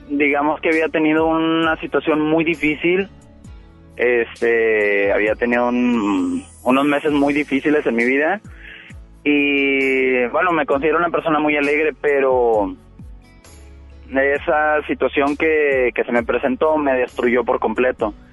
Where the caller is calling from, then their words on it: El Carmen, Nuevo León, Mexico; Vengo del Carmen y voy rumbo al centro de Monterrey.